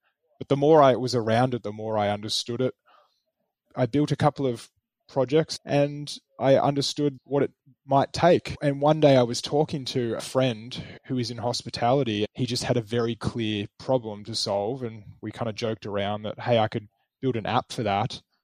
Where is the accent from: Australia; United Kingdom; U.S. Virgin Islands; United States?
Australia; Melbourne, Victoria; When I moved back to my hometown in Melbourne after graduating from college